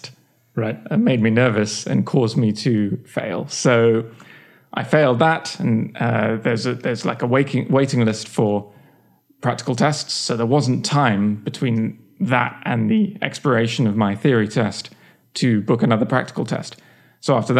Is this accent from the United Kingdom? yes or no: yes; England, United Kingdom; moved away as an adult; also born or lived in Oxford; now in United States; I grew up in England